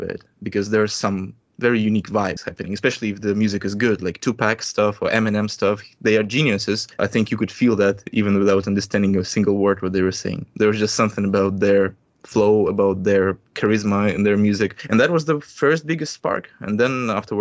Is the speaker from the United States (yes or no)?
no; Russia; I'm a musician from Russia